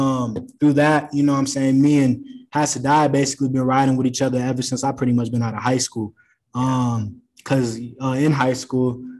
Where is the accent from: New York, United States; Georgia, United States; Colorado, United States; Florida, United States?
Colorado, United States; Aurora; I was in Cherry Creek District. I'm from Aurora